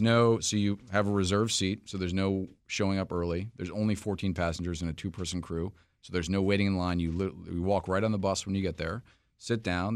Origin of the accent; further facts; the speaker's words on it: New York City, New York, United States; moved away as an adult; now in Washington, D.C., United States; I'm actually from New York City originally, have lived in D C for most of my professional life